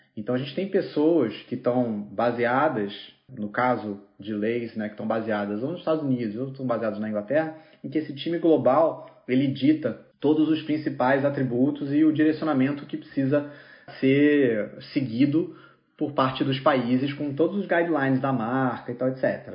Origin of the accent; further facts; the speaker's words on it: Rio de Janeiro, Brazil; sou carioca